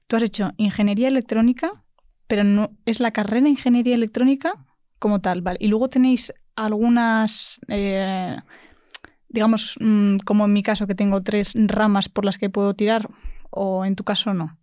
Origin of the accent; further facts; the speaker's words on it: Madrid, Community of Madrid, Spain; soy de Madrid